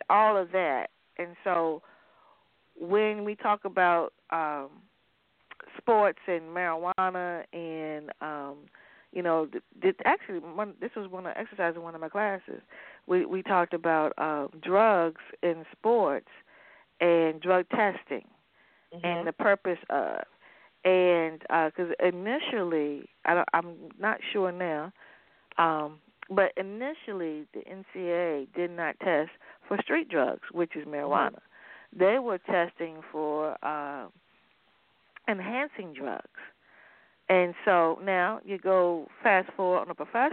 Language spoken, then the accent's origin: English; Sussex County, Virginia, United States; I am from the county right across from Surrey. I'm from Sussex.